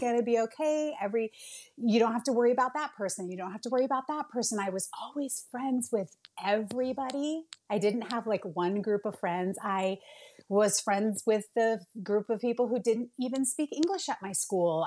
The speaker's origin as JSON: {"language": "English", "region": "Bay Area of California", "country": "United States", "moved": "yes", "said": "I'm originally from the Bay Area of California."}